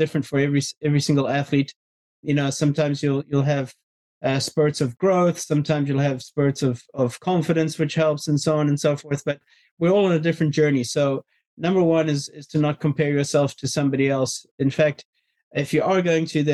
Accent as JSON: {"language": "English", "country": "South Africa", "tie": "born or raised there", "said": "I was brought up in South Africa"}